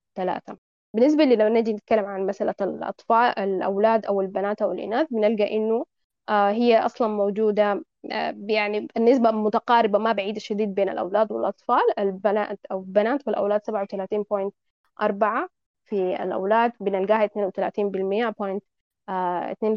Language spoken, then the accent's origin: Arabic; Sudan; عندنا في السودان